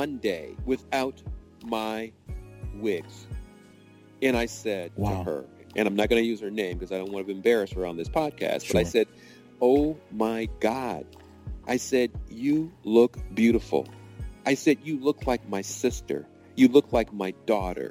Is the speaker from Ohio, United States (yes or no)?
yes; Cleveland, Ohio, United States; my story of growing up in Cleveland, Ohio